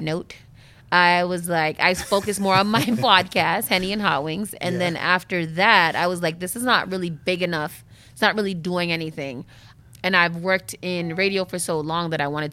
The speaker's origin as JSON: {"language": "English", "town": "Boston", "region": "Massachusetts", "country": "United States", "tie": "born or raised there", "also_born_or_lived": "Berrien Springs, Michigan", "said": "Born and raised in Boston"}